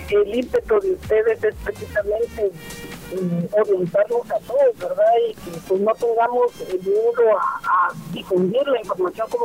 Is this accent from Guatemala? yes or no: yes; Guatemala; nosotros como guatemaltecos